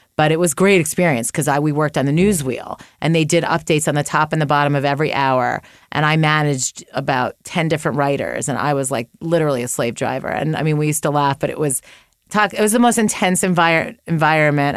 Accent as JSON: {"language": "English", "country": "United States", "tie": "born or raised there", "also_born_or_lived": "upstate New York / Chicago", "moved": "as an adult", "lives_now": "Los Angeles, United States", "said": "I grew up twenty minutes outside Manhattan"}